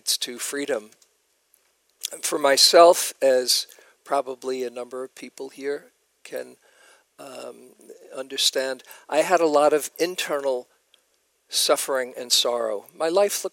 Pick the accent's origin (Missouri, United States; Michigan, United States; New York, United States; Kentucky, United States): New York, United States; moved away; I was from New York